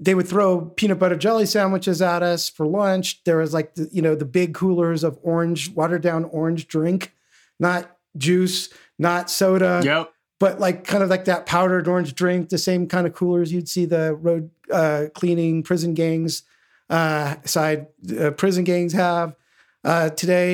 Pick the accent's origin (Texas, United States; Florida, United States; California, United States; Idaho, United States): California, United States; Southern; growing up in Southern California at the time